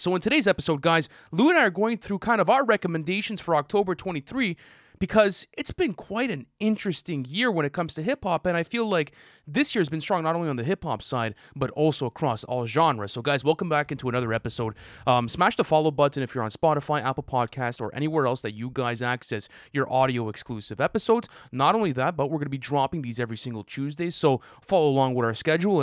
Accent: Canada; as Canadian boys

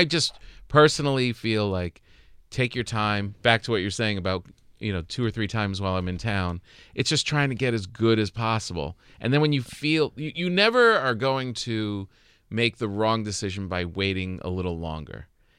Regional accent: New Jersey, United States; moved away; I got close to my hometown in New Jersey

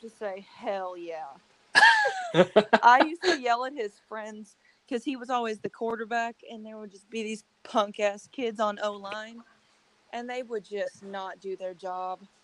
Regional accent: Berea, United States; born or raised there

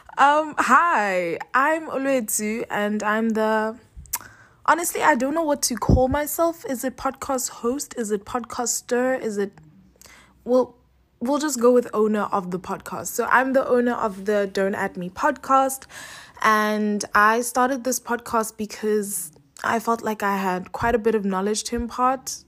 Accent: Cape Town, Western Cape, South Africa; moved away as an adult; now in Johannesburg, South Africa; right now I'm in Cape Town, which is my hometown

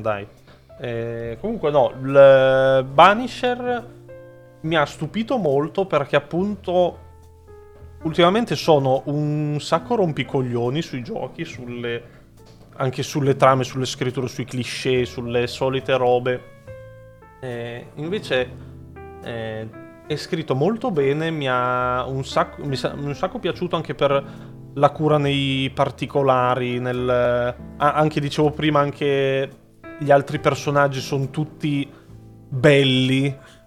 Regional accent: Italy; siamo italiani

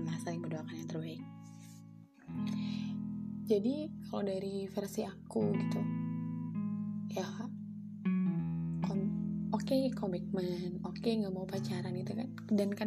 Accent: Java, Indonesia; accent: Javanese (medok); for your information kalau aku orang Jawa jadi kan biasanya kalau

